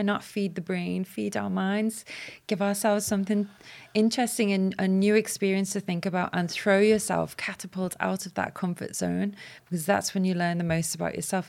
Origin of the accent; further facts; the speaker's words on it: Walton, England, United Kingdom; as a child growing up in Walton